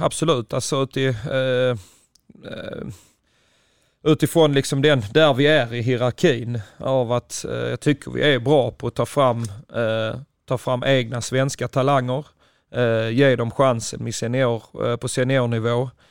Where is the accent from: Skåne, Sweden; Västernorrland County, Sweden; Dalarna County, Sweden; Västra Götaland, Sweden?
Skåne, Sweden; Ystad; moved away as an adult; also born or lived in Flensburg, Germany / Lund; jag är själv från Ystad